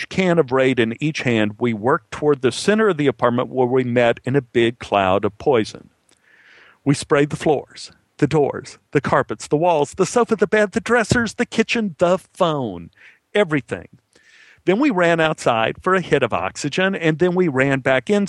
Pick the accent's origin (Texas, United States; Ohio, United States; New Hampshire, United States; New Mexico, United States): Texas, United States; Dallas; born or raised there